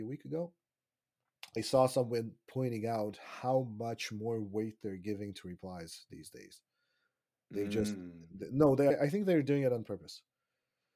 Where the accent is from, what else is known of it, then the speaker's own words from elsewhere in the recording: Israel; moved away as an adult; also born or lived in Russia (Soviet Union); now in Canada; I was born in Russia when it was still the Soviet Union. And then I lived in Israel for 25 years, which is where I grew up and had my formative years. And then we moved here about 7 years ago.